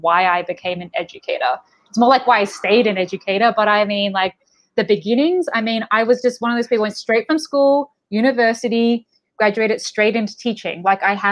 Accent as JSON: {"language": "English", "town": "Melbourne", "region": "Victoria", "country": "Australia", "tie": "born or raised there", "moved": "yes", "said": "I'm from Melbourne, Australia, originally."}